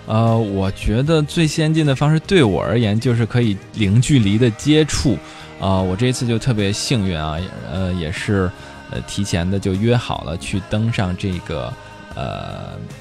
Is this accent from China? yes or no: yes; Beijing, China; 因为可能生活在北京，打小就在这地方内陆惯了